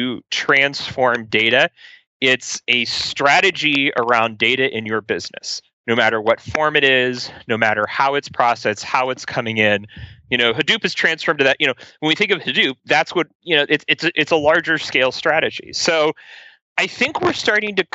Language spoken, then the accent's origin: English; Ohio, United States; I'm from Ohio